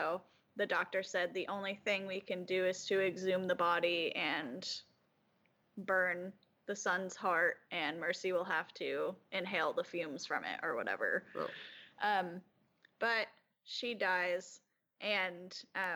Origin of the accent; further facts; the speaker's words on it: Rhode Island, United States; I'm from Rhode Island